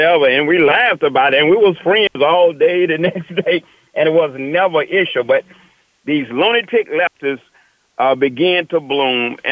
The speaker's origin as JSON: {"language": "English", "region": "the South", "country": "United States", "tie": "born or raised there", "said": "I was raised in the South."}